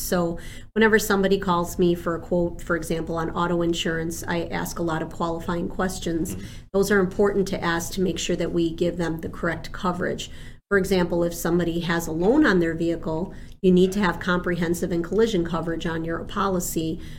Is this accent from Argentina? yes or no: yes; Argentina; born there; first language Spanish; English is a second language; because I was born in Argentina, I was raised speaking Spanish as a young child.